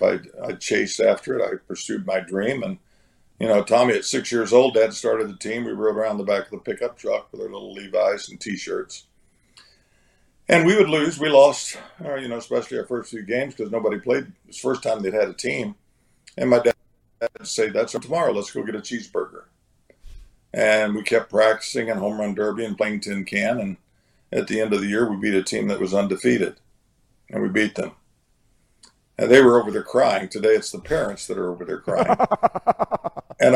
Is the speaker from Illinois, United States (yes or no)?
no; Oklahoma, United States; I'm a kid from Oklahoma. I grew up in a town of 600 people